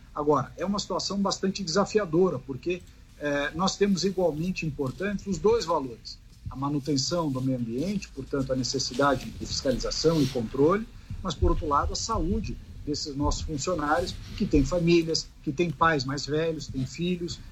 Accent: Brazil; Enquanto brasileiro

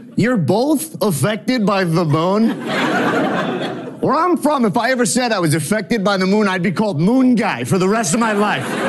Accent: New York, United States; now in Los Angeles, United States; I'm from New York

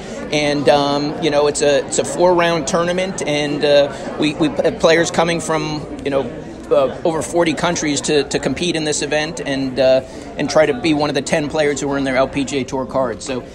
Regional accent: New Jersey, United States; moved away; I'm from New Jersey originally

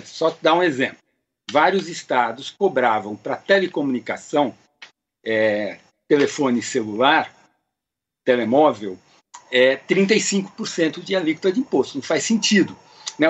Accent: Brazil; Nós, não somos Argentina, nós não somos Venezuela, até porque a gente tem origem portuguesa

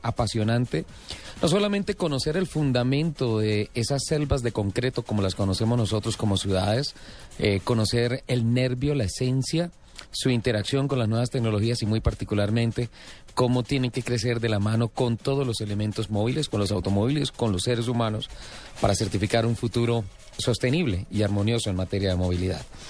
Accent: San Gil, Santander, Colombia; yo nací en San Gil

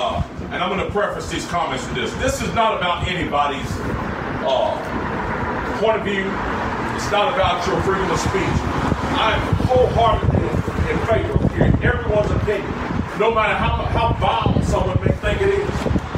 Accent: Greensboro, North Carolina, United States; celebrate February 1st down in my hometown of Greensboro

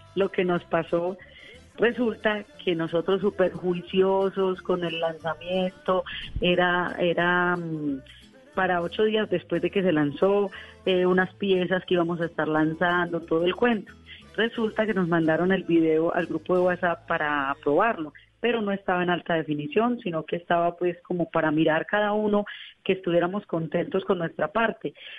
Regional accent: Colombia; eran ocho horas de mi pueblo a Medellín

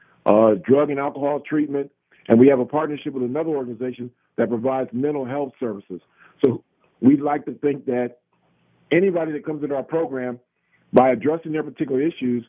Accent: United States; we as Americans

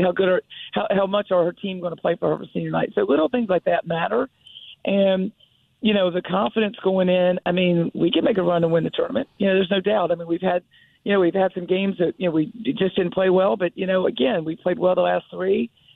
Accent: Greensboro, North Carolina, United States; Greensboro, oh. my hometown

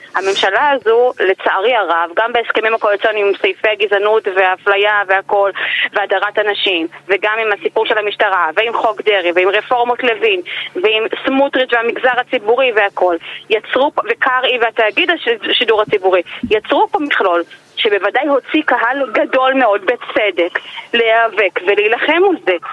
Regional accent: Migdal HaEmek, Northern District, Israel; now in Haifa, Israel; אני גרה בחיפה וגדלתי במגדל העמק

